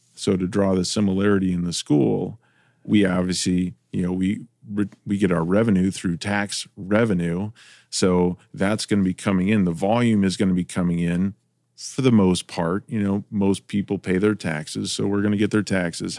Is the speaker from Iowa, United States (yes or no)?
yes; Iowa, United States; now in Ohio, United States; I grew up in Iowa, so I didn't grow up in Ohio, but I grew up in Iowa